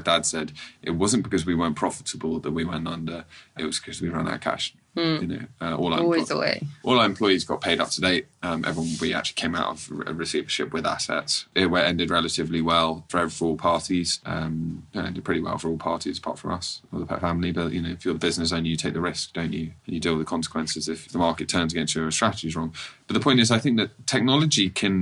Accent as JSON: {"language": "English", "region": "London", "country": "United Kingdom", "said": "me as a Londoner"}